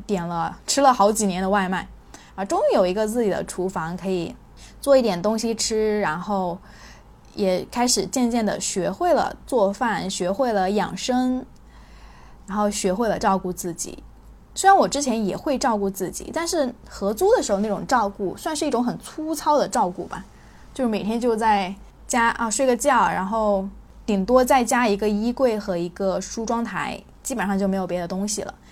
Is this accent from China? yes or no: yes; China; also born or lived in Guangzhou; 这个观念对我们中国人来说影响是巨大的